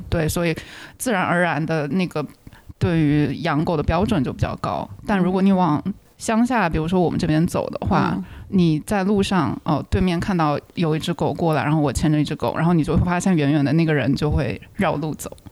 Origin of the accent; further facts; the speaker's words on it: China; also born or lived in Chicago; now in United States; 以前在大陆家里的时候，家里有养狗